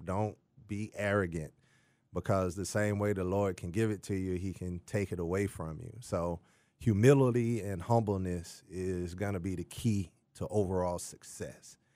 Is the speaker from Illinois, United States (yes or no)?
no; Jackson, Mississippi, United States; moved away; I'm originally from Jackson, Mississippi.